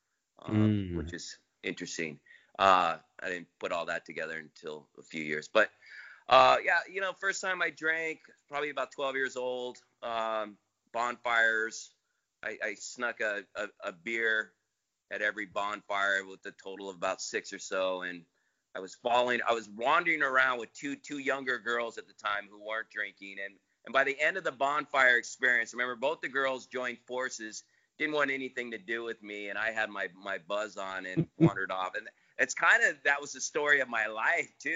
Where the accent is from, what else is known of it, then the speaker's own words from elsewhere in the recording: Half Moon Bay, California, United States; also born or lived in San Clemente, California; originally from Half Moon Bay, California